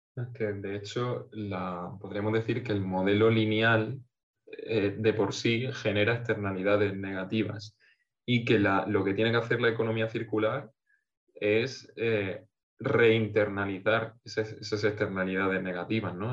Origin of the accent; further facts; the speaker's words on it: Portmán, Region of Murcia, Spain; Portman, un pueblo de la costa murciana, en mi pueblito